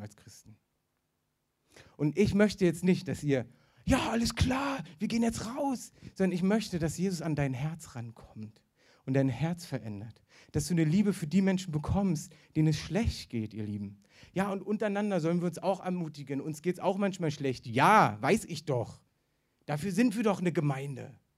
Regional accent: the East, East Germany, Germany; ich bin im Osten aufgewachsen

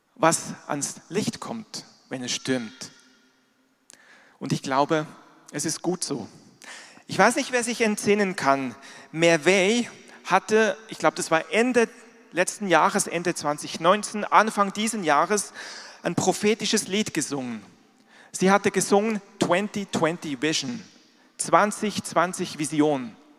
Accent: Switzerland; moved away; ich bin in der Schweiz groß geworden, da gibt es auch Berge. Ich bin aber nicht in den Bergen groß geworden, ich bin im Flachland groß geworden

